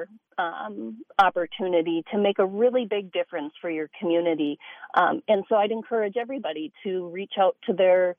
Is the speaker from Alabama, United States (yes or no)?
no; Minneapolis, Minnesota, United States; I'm from North Minneapolis.